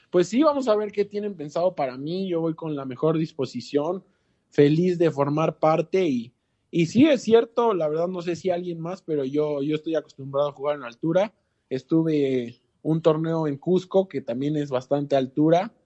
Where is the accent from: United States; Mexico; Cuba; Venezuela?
Mexico; puedo ser más mexicano que peruano porque aquí nací